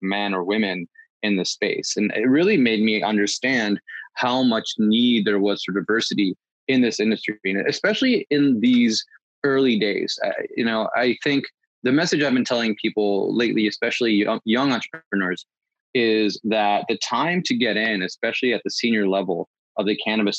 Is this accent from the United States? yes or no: yes; East Coast, United States; I grew up in the East Coast amongst Puerto Ricans and Dominicans and Ecuadorians